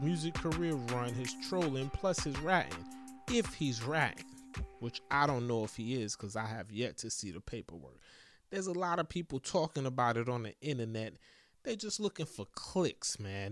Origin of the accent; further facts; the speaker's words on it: East Coast, United States; I'm from the East Coast